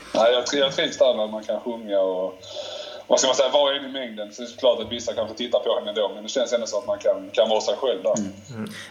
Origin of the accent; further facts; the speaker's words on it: Malmö, Skåne, Sweden; moved away as an adult; also born or lived in Turin; hela mitt liv kretsar kring Malmö. Eh, jag har alla min familj, alla mina vänner hemma i Malmö